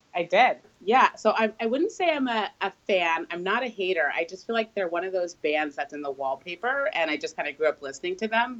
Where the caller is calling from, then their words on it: Charlottesville, Virginia, United States; I'm calling from Charlottesville, Virginia